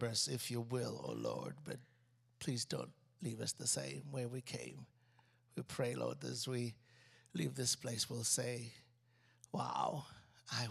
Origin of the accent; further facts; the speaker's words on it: Uganda; moved away; I grew up in Africa